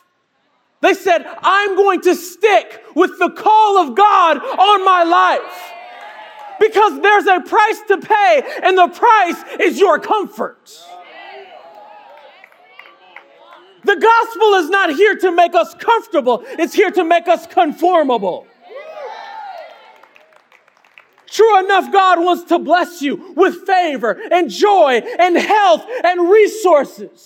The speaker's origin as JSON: {"language": "English", "town": "Chicago", "region": "Illinois", "country": "United States", "said": "I'm a city boy. You know, I come from Chicago, you know, so paved streets is my thing"}